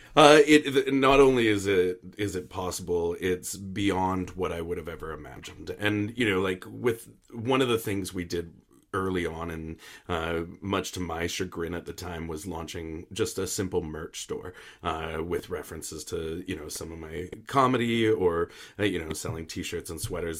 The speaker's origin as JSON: {"language": "English", "country": "Canada", "said": "I am Canadian content."}